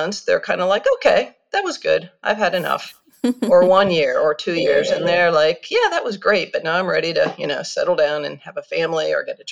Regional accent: United States; moved away as an adult; also born or lived in Kyoto, Japan; I'm an American who grew up in the States, but after university, I left to travel the world

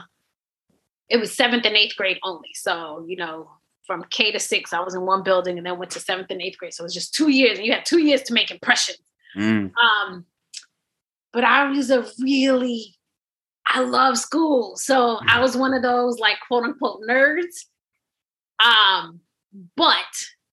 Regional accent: New York City, New York, United States; I grew up on Carlton and Atlantic and in Two Tones Projects over there

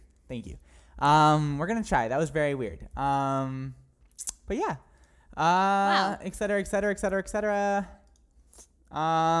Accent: New Hampshire, United States; I'm from New Hampshire. That's where I'm from.

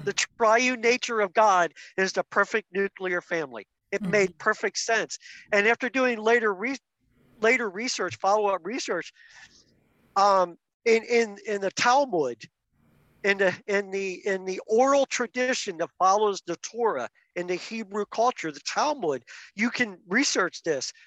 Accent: outside of Philadelphia, Pennsylvania, United States; I was raised outside of Philadelphia as Mennonite

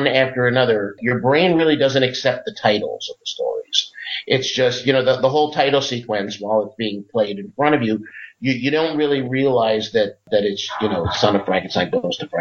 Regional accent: New Jersey, United States; I grew up in New Jersey

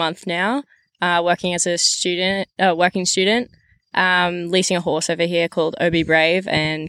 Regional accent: Brisbane, Queensland, Australia; moved away as an adult; from Australia, Brisbane. I'm 19 years old.

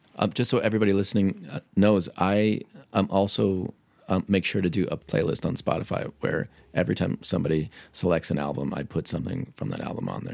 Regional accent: Pittsburgh, Pennsylvania, United States; I grew up in Pittsburgh

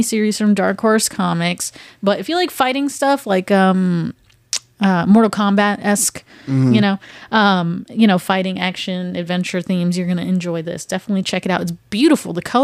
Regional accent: North Charleston, South Carolina, United States; I was born and raised in North Charleston

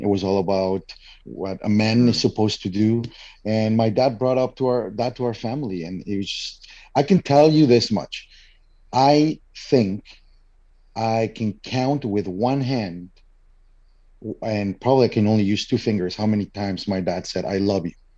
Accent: Mexico; moved away as an adult; now in Canada; I am originally from Mexico and living in Canada for now over ten years.

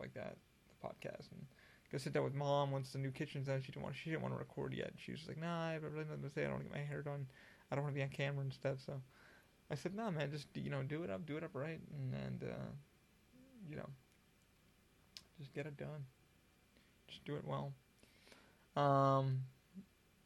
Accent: Albany, New York, United States; also born or lived in Schenectady, New York / Scotia, New York; now in Florida, United States; I grew up in Albany, and I lived in Schenectady, and I lived in Scotia, New York, and upstate New York.

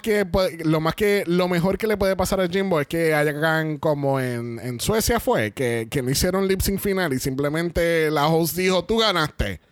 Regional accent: Puerto Rico; somos, tres boricuas

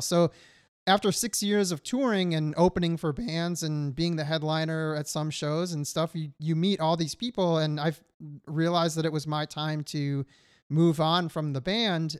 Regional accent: Detroit, Michigan, United States; moved away as an adult; now in California, United States; I grew up in Michigan and was not living near an ocean

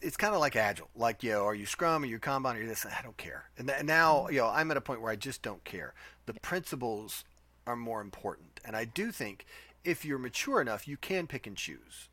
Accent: Nashville, Tennessee, United States; We are born and bred in Nashville. I'm a native

